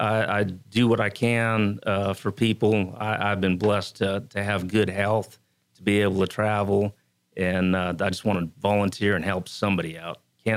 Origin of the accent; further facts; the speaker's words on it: Anniston, Alabama, United States; I'm from Anniston, Alabama.